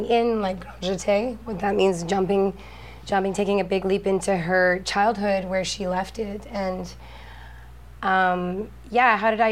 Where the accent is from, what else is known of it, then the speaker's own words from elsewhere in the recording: United States; I'm an American